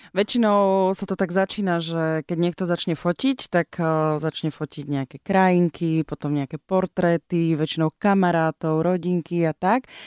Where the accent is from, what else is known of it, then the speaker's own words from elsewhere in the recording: Snina, Prešov Region, Slovakia; ja som zo Sniny